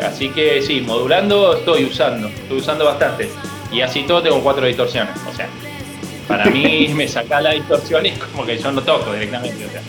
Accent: Muñiz, Buenos Aires Province, Argentina; now in Las Heras, Argentina; Muñiz, provincia de Buenos Aires

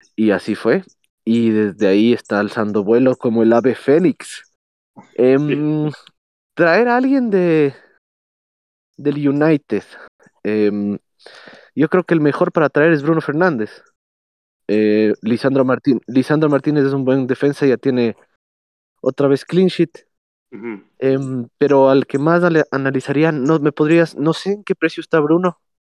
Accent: Ecuador; a nosotros como ecuatorianos

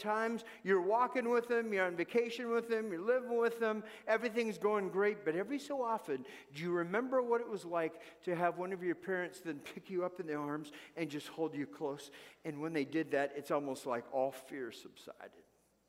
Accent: United States; as American Christians

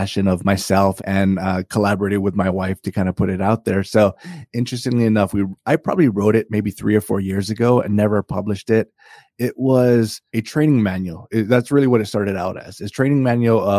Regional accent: Hawaii, United States; moved away as an adult; now in Northern Virginia, United States; I grew up in Hawaii. I'm actually no longer there. I moved to Northern Virginia

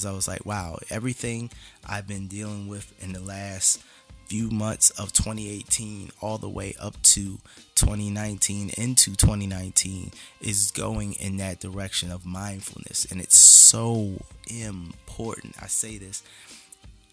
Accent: Philadelphia, Pennsylvania, United States; I grew up very differently in North Philly

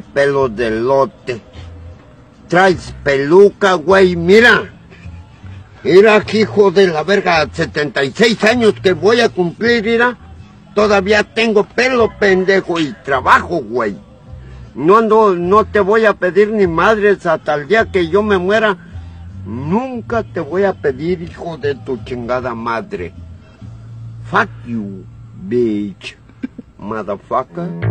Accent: Mexico; now in United States; mi gente mexicana

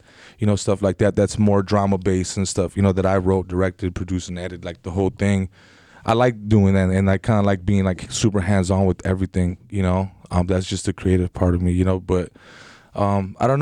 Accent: Los Angeles, California, United States; I was born in Van Nuys. Grew up in the valley right here

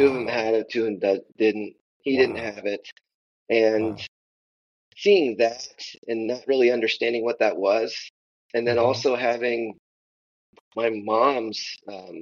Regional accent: Plantation, Florida, United States; also born or lived in Hollywood, Florida; I'm from South Florida, Broward County. Uh-huh. I was born in Broward General and Hollywood, Florida. Then we moved to a city called Plantation, Florida, which mm-hmm. is in Broward County

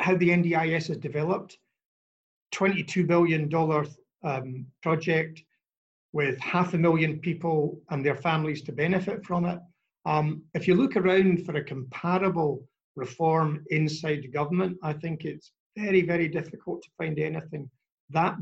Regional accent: Scotland, United Kingdom; now in Australia; as a Scottish boy

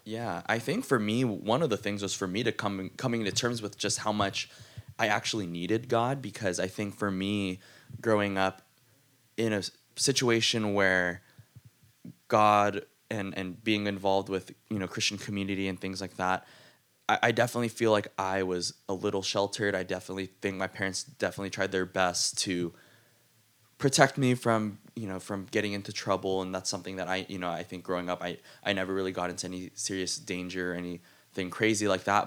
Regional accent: South San Francisco, California, United States; South San Francisco

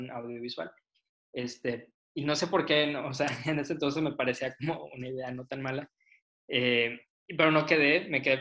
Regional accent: Mexico City, Mexico; born there; yo nací en Ciudad de México y entonces como que sí anhelaba un poquito regresar.

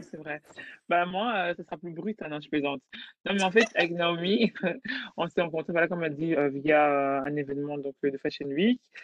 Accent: Belgium; je suis belge d'origine congolaise

